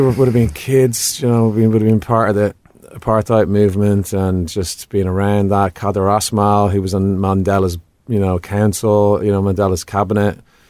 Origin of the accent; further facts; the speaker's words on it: Dublin, Leinster, Ireland; growing up in Dublin and, you know, rap music, my first introduction to rap music essentially is N.W.A., Body Count, Public Enemy.